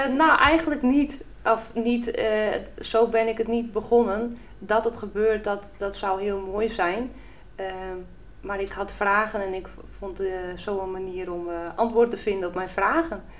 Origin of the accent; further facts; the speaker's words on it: Friesland, Netherlands; En in Friesland zeggen we dan, nou, van wie bist er